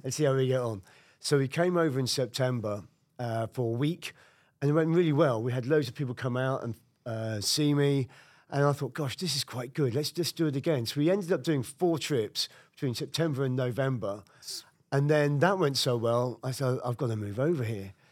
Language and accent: English; United Kingdom; moved away as an adult; now in Brooklyn, United States; I'm a Brit